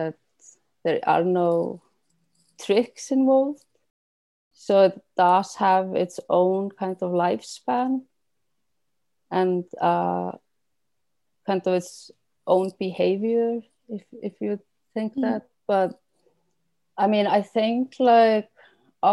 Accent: Iceland; moved away; I haven't lived in Iceland for like 20 years

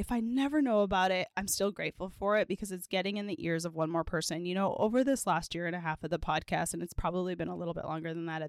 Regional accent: Edmonton, Alberta, Canada; I grew up in Edmonton, Alberta, Canada.

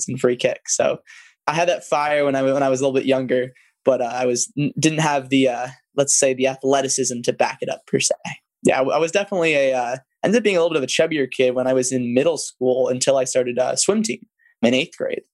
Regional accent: Hawthorne, California, United States; I grew up in Hawthorne, California, kind of right next to Manhattan Beach

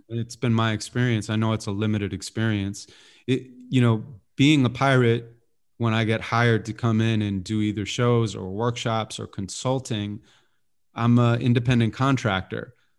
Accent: Santa Monica, California, United States; I was born and raised in Santa Monica

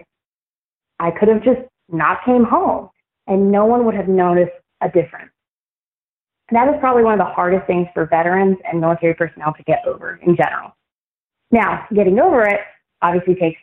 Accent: United States; being an American

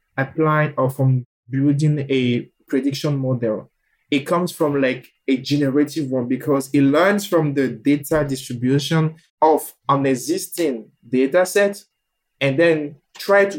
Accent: Benin; moved away; also born or lived in Quebec; I say I'm from Benin

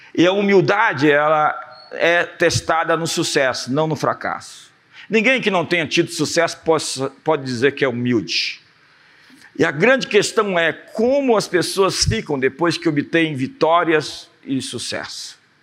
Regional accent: Brazil; nós somos brasileiros

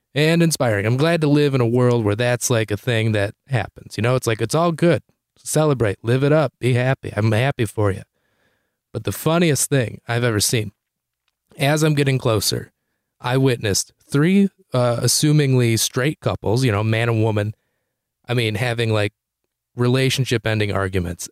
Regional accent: Detroit, Michigan, United States; also born or lived in Chicago; I'm from Detroit, Michigan

